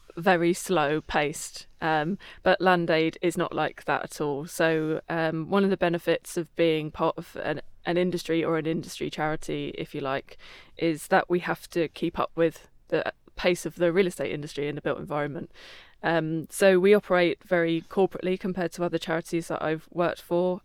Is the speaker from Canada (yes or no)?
no; Croydon, London, United Kingdom; I was, uh, in Croydon, my hometown